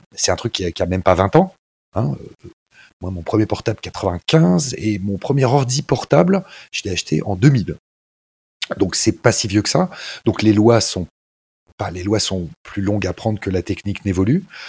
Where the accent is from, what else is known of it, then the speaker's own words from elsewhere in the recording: France; nous en France